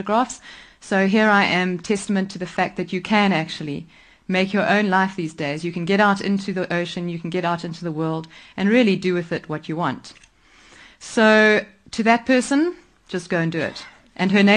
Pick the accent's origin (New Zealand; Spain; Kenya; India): Kenya; Nairobi; also born or lived in Mombasa; I grew up in Kenya. I was lucky enough to be born in Nairobi